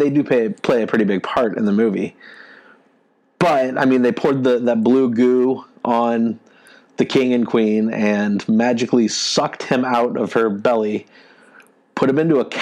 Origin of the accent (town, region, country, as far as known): Quincy, California, United States; born or raised there; moved away